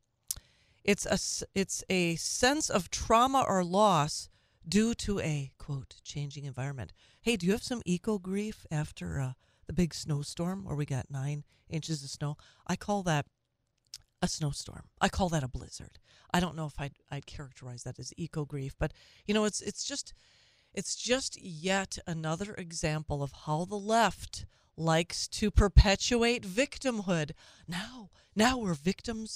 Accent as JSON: {"language": "English", "region": "Minnesota", "country": "United States", "tie": "born or raised there", "moved": "yes", "lives_now": "Wisconsin, United States", "said": "I'm from Minnesota. I grew up in Minnesota"}